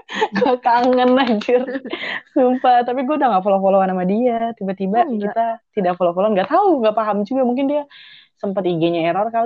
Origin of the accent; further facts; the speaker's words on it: Bandung, West Java, Indonesia; gue lahir di Bandung gitu ngerti gak sih lo jadi besar